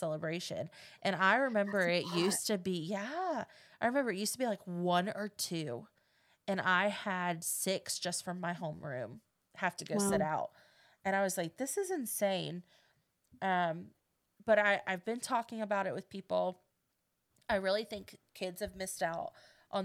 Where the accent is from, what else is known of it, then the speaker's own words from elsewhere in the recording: United States; we're homebodies. Like, we born and raised in Polk County